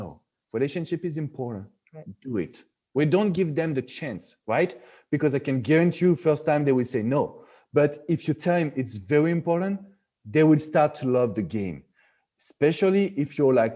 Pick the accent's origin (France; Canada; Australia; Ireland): France; accent: French; English is a second language; moved away as an adult; now in Florida, United States; French people, we like to touch.